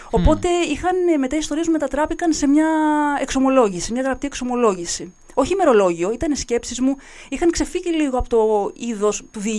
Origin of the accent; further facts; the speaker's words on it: Nea Polylagonia, Greece; ειδικότερα στο χωριό μου, στην Νέα Πολυλαγωνία.